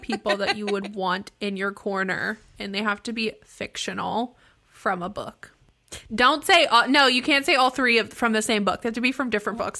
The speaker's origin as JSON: {"language": "English", "town": "Pittsburgh", "region": "Pennsylvania", "country": "United States", "said": "I am also from Pittsburgh"}